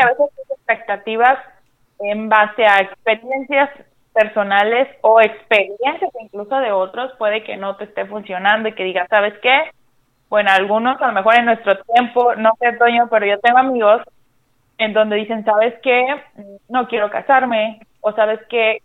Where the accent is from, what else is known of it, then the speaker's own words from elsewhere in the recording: Sinaloa, Mexico; moved away as an adult; now in Baja California, Mexico; yo soy de Sinaloa, pero ya tengo alrededor de casi seis años viviendo acá en Baja California